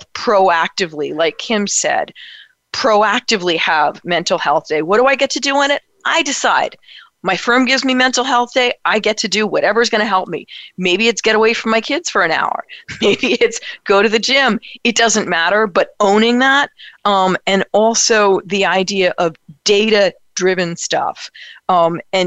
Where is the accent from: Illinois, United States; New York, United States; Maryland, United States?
New York, United States; New York City; as a New Yorker